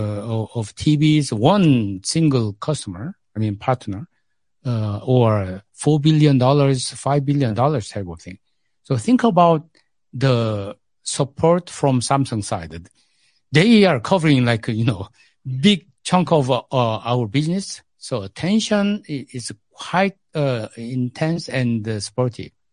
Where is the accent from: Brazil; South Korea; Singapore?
South Korea; English is a second language; moved away as an adult; now in South Africa; I grew up in Korea.